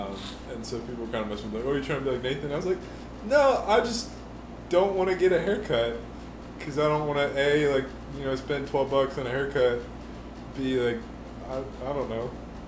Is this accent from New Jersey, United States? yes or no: no; Cincinnati, Ohio, United States; now in Tennessee, United States; oh, I'm from Cincinnati.